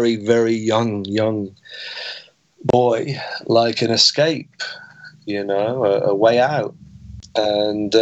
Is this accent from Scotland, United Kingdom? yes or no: no; Weymouth, South West England, United Kingdom; growing up in Weymouth